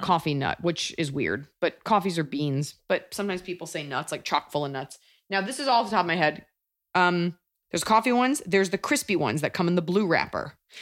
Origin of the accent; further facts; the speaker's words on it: Texas, United States; growing up in Texas